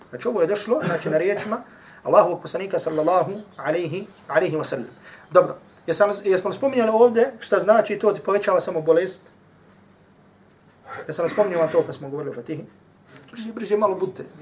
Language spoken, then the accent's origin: Croatian; Herzegovina, Bosnia & Herzegovina; dole kod nas u Hercevni